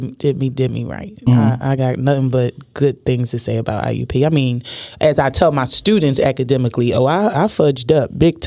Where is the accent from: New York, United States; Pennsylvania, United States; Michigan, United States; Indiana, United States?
Pennsylvania, United States; Philadelphia; I'm born and raised in North Philly. I always say the Badlands, though, because that really was my beginning childhood, okay. You know, where the Puerto Ricans and blacks combined.